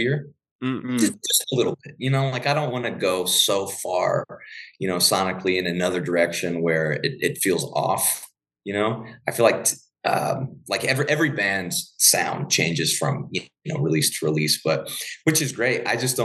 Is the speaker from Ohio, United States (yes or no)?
yes; about 30 minutes outside of Cincinnati, Ohio, United States; now in Denver, United States; I'm not from Colorado originally, I'm from Ohio, about 30 minutes outside of Cincinnati